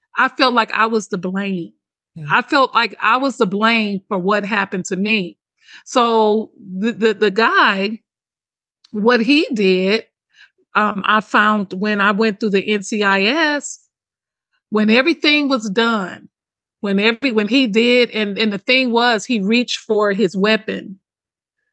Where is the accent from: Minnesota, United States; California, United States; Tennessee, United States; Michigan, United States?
Michigan, United States; Detroit; I'm from Detroit. I'm from the hood.